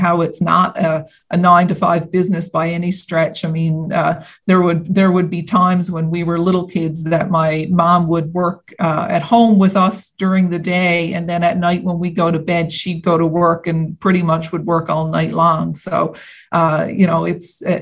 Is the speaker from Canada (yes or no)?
yes; St. Anthony, Newfoundland and Labrador, Canada; I was born and raised in St. Anthony, Newfoundland, and Labrador on the northern coast.